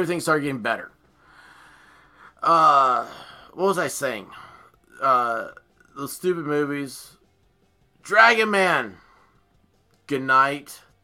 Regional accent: United States; We're Americans

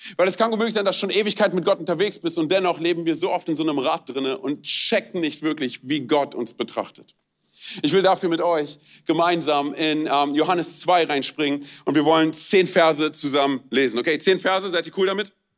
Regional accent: Romania; moved away; ich bin Rumäne.

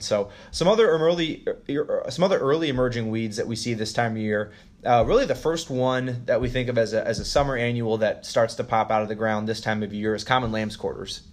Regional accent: Western Iowa, United States; I grew up in Western Iowa

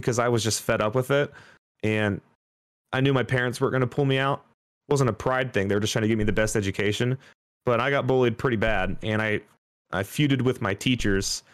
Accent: Dayton, Ohio, United States; I was born in Dayton, Ohio. I pretty much grew up there till my early 20s.

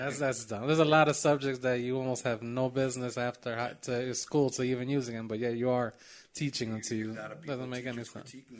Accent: Chicago, Illinois, United States; born or raised there

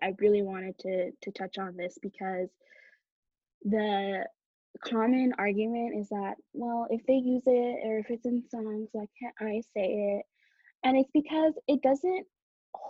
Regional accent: Canada; I was born in Canada

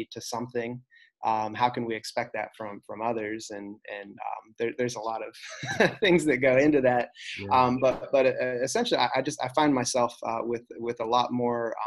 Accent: United States; I was born in the United States.

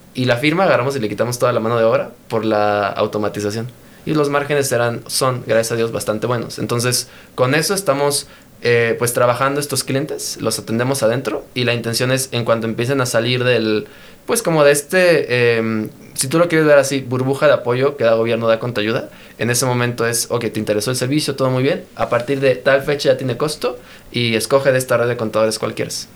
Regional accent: Mexico; somos mexicanos

